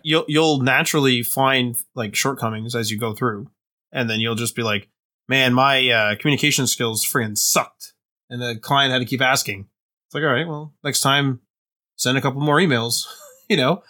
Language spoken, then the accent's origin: English; Canada; we're Canadian